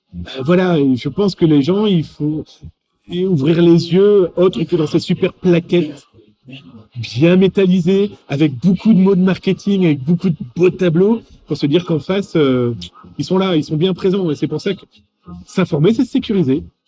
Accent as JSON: {"language": "French", "country": "France", "accent": "French", "said": "mon accent français"}